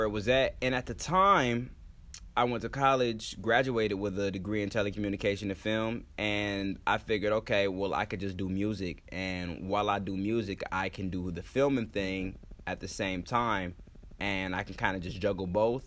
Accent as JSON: {"language": "English", "region": "Florida", "country": "United States", "tie": "born or raised there", "moved": "as an adult", "lives_now": "Los Angeles, United States", "said": "I'm from here, but I was raised in Florida, but I'm from here"}